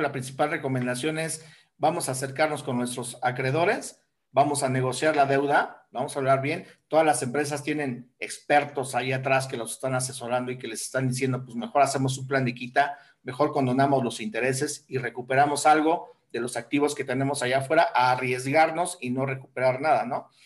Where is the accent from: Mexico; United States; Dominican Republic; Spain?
Mexico; Somos mexicanos